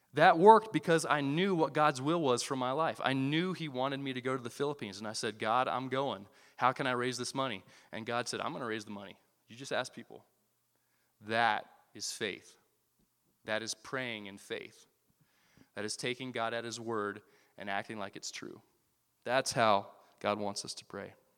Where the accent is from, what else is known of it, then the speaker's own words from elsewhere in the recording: Iowa, United States; moved away as an adult; I grew up in Iowa